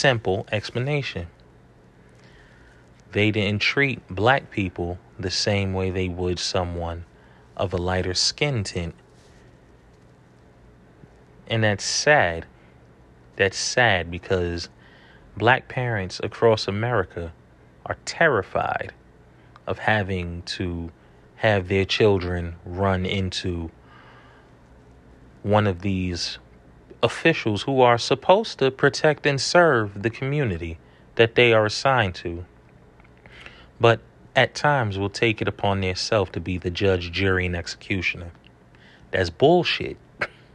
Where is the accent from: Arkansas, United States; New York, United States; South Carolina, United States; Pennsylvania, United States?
New York, United States; New York City; growing up in New York City